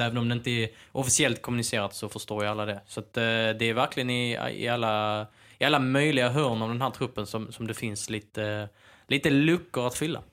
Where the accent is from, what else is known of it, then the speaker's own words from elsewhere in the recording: Skåne, Sweden; Jag är ju, jag är ju skåning